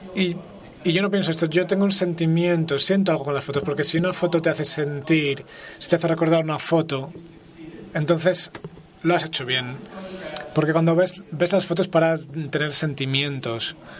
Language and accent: Spanish; United States; soy americano